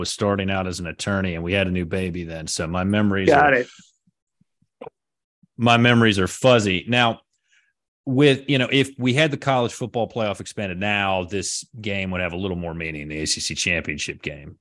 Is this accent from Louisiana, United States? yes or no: no; just outside of Clemson, South Carolina, United States; I grew up just outside of Clemson